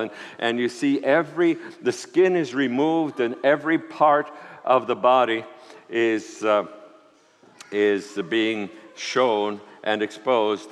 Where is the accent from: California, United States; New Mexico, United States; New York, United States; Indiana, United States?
New York, United States; New York City; also born or lived in Puerto Rico; I was born in Puerto Rico, grew up in New York City